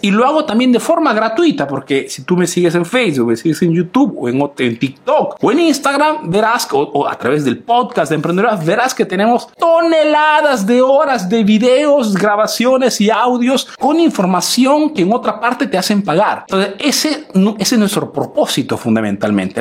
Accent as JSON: {"language": "Spanish", "country": "Peru", "moved": "yes", "lives_now": "Italy"}